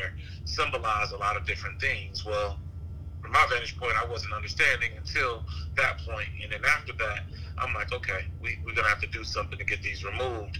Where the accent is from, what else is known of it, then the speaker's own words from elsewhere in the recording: Atlanta, Georgia, United States; moved away as an adult; also born or lived in South Carolina / Charlottesville, Virginia; now in Virginia, United States; I was born in South Carolina. I moved to Atlanta when I was maybe 1 or 2, but my whole family lives in South Carolina. It was just my mother and I in Atlanta